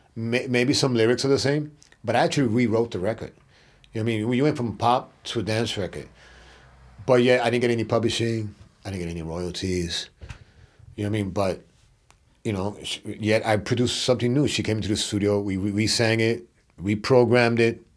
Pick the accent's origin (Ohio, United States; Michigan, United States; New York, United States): New York, United States; New York City; I was from Brooklyn